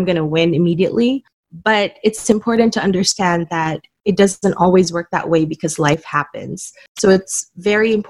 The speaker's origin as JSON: {"language": "English", "town": "Manila", "region": "Metro Manila", "country": "Philippines", "tie": "born or raised there", "said": "I was born and raised in Manila, Philippines"}